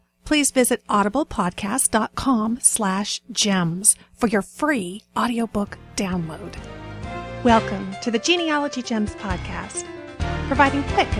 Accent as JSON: {"language": "English", "country": "Brazil", "tie": "born or raised there", "moved": "yes", "said": "it wasn't called a Toastite when I was growing up in Brazil, except that it was square"}